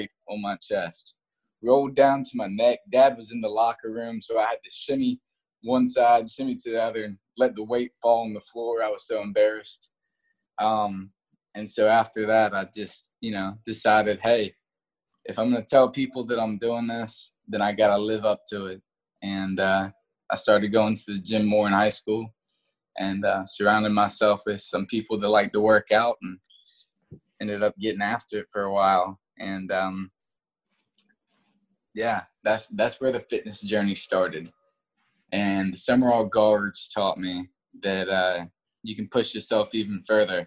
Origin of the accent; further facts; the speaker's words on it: Moncks Corner, South Carolina, United States; also born or lived in Charleston; I was kind of born and raised in Charleston. I grew up in a small town called Monk's Corner.